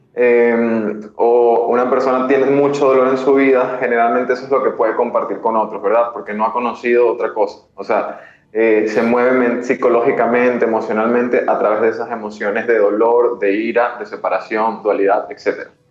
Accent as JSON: {"language": "Spanish", "country": "Venezuela", "moved": "yes", "lives_now": "Peru", "said": "soy venezolano."}